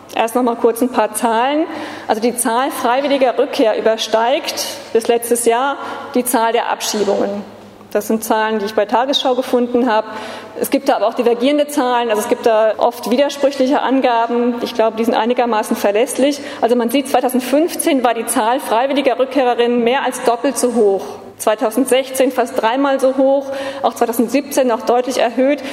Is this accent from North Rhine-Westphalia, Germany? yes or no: no; Frankfurt, Hesse, Germany; Ich komme eben aus Frankfurt